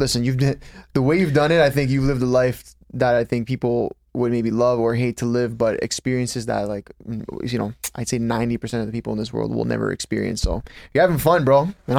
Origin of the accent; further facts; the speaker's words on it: Toronto, Ontario, Canada; we're from Toronto.